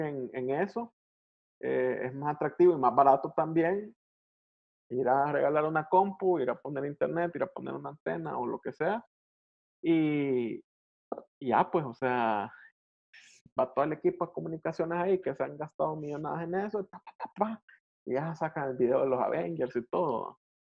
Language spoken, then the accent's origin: Spanish; El Salvador; en un país como el nuestro